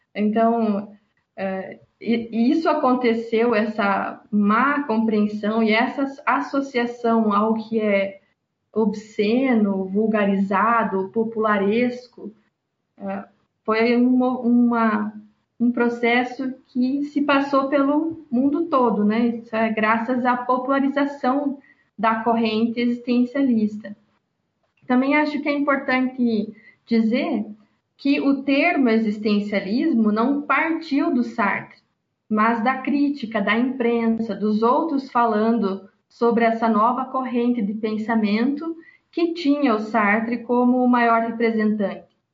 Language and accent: Portuguese; Brazil; minha realidade como brasileira, pobre, trabalhadora